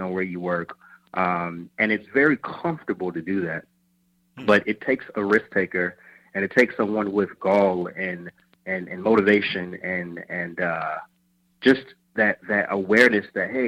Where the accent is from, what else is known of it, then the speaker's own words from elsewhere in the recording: Chicago, Illinois, United States; moved away; also born or lived in Atlanta; Originally from Chicago.